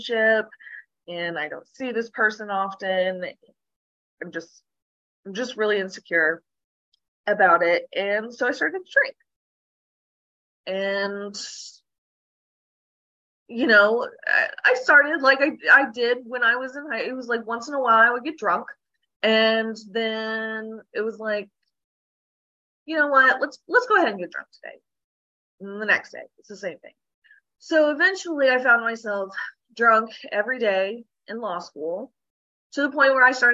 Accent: Oklahoma, United States; Born and raised in Oklahoma

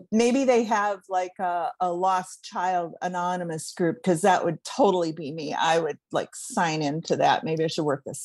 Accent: Cleveland, Ohio, United States; I grew up in Cleveland, Ohio

